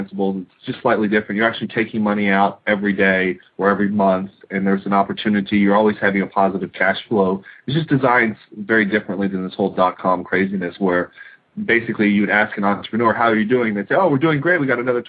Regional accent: United States; I'm an American

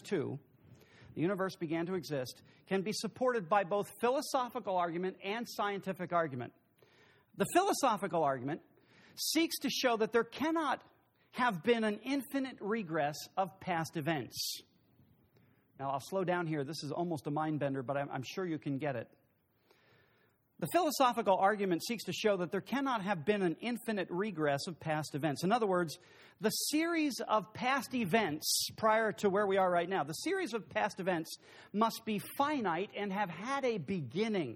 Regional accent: United States; I'm from Brooks County

